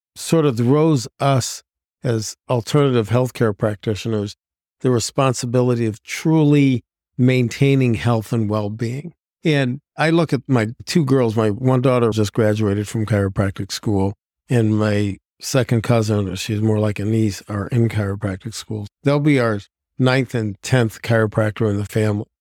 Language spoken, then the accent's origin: English; Ohio, United States; moved away as an adult; now in Plymouth, Wisconsin, United States; I'm originally from Ohio, played football in high school from all boy Catholic school